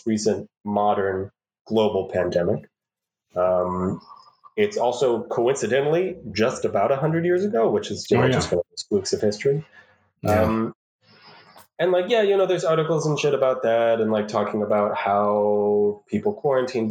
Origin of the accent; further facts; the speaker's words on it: St. Louis, Missouri, United States; as a native St. Louisan